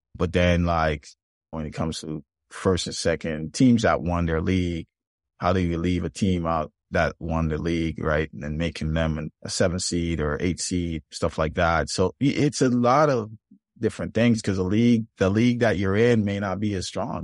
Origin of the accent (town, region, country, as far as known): Jamaica; born or raised there; moved away as an adult; now in United States